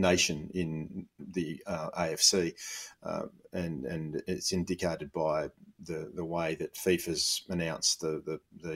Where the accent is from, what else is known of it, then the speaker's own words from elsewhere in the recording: Australia; I'm half Aussie on my dad's side from an English Irish background, but my mother was born in Lebanon